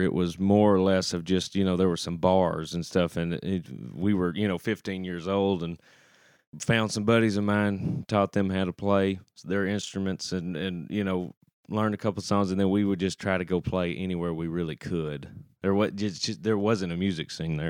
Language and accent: English; Shelbyville, Texas, United States; now in Nashville, United States; growing up in Shelbyville